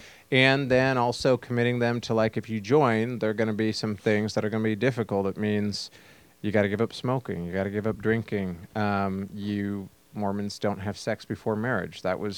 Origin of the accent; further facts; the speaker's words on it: the West, United States; Particularly, I grew up in the West where everybody knows their neighbor.